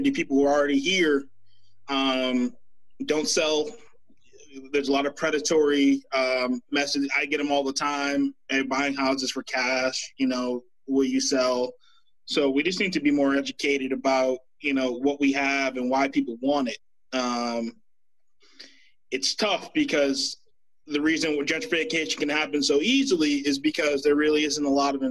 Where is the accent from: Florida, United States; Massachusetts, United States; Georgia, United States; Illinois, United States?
Massachusetts, United States; Boston; growing up in Roxbury